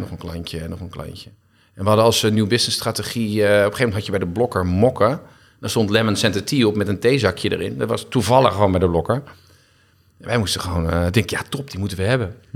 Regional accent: Castricum, North Holland, Netherlands; also born or lived in Heemskerk; toen ben ik verhuisd naar Castricum. En daar heb ik mijn hele jeugd eigenlijk geleefd en gewoond

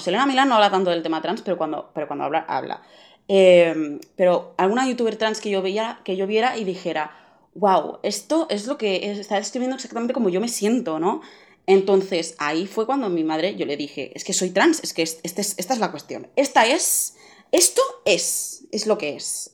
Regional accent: Barcelona, Catalonia, Spain; tengo 16 años, soy de Barcelona

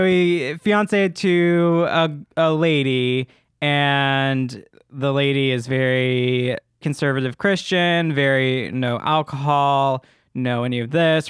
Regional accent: Memphis, Tennessee, United States; I'm from Memphis, or outside

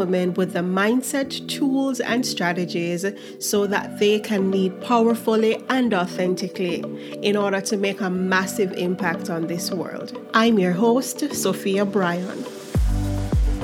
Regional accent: Jamaica; as a Jamaican, do 1 year at the Mona campus

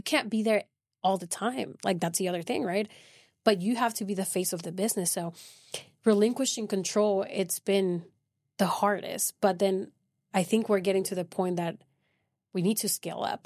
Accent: Venezuela; moved away as an adult; now in Midland, United States; I'm originally from South America, Venezuela, and I came to Midland twenty nineteen through oil and gas

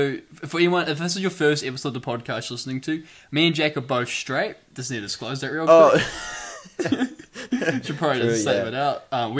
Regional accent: Hawera, Taranaki, New Zealand; Harwater's my hometown.

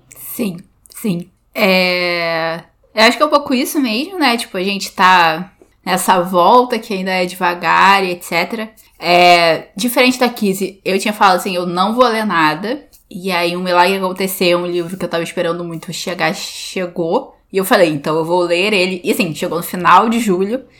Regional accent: Brazil; a gente é brasileiro

